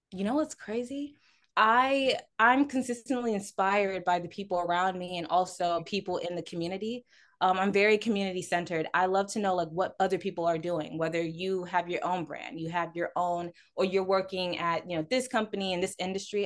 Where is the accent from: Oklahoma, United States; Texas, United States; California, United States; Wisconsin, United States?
Texas, United States; Houston; I'm a Houston native, born and raised